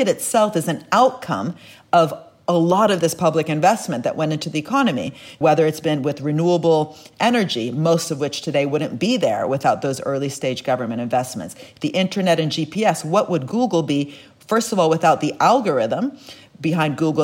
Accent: Italy; I'm from Italy

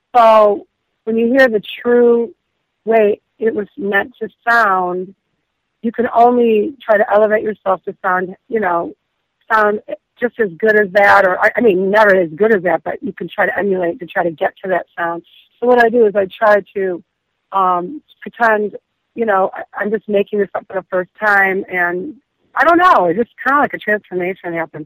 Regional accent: Detroit, Michigan, United States; growing up in Detroit

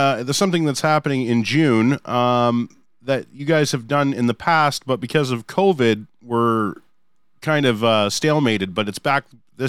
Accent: Hamilton, Ontario, Canada; So I'm from Hamilton.

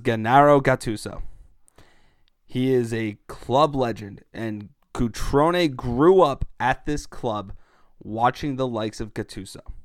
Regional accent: United States; being an American, I'm all in on the U N E, U S national team, but I'm also Italian

